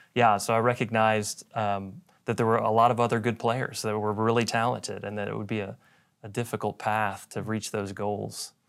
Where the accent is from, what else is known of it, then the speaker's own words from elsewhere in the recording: Dallas, Texas, United States; I grew up here in Dallas